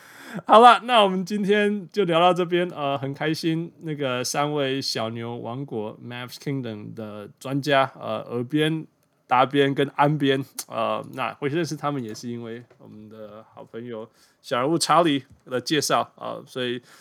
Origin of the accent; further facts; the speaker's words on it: Canada; 这是我们加拿大人的新英雄。